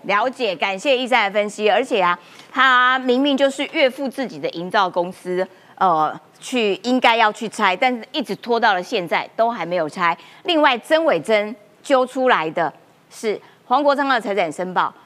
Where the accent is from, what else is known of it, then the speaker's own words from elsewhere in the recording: Taiwan; 我们台湾人